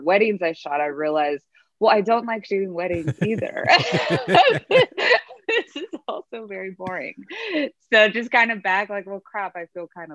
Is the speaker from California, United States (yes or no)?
yes; Moreno Valley, California, United States; moved away as an adult; now in Los Angeles, United States; I grew up in Moreno Valley, which is in the desert. It's in the Inland Empire